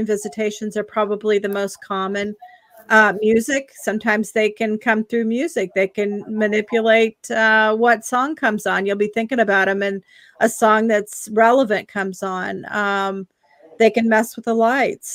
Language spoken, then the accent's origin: English; Indiana, United States; moved away as an adult; also born or lived in Massachusetts; I was in Massachusetts for 30 years before I moved back to Indiana, which is my home state